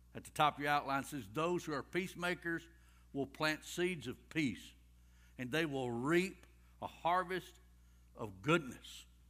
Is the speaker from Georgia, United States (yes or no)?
yes; Rockmart, Georgia, United States; I was raised in Rock Mart